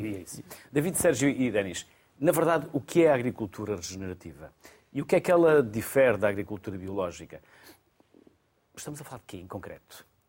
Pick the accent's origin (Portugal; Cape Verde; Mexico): Portugal; Minho, Norte; eu sou do Minho